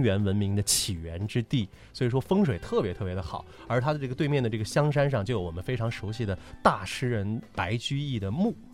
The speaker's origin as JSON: {"language": "Chinese", "town": "Luoyang", "region": "Henan", "country": "China", "tie": "born or raised there", "said": "来说一说洛阳，也就是我的家乡了"}